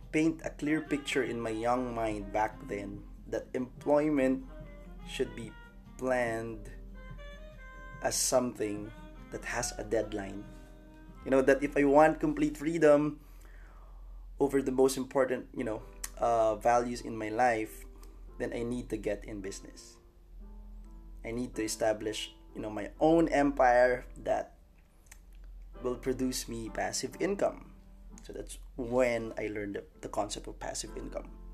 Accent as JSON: {"language": "English", "town": "Santa Rosa", "region": "Calabarzon", "country": "Philippines", "tie": "born or raised there", "moved": "yes", "said": "my hometown in Santa Rosa, Laguna."}